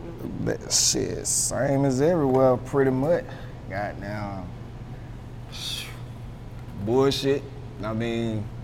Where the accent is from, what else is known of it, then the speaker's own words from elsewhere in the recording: Augusta, Georgia, United States; also born or lived in Honolulu, Hawaii; I was born in Honolulu, Hawaii. My daddy was in the Army, and he was stationed out there. And that's where I was born, out there in Hawaii. But I've been in Augusta like since I was like three, so okay. Pretty much all my life.